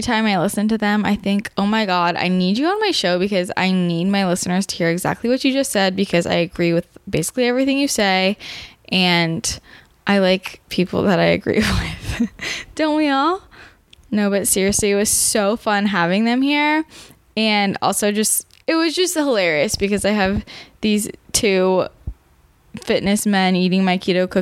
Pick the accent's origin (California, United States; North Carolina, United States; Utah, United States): California, United States; Bay Area; I'm from the Bay Area too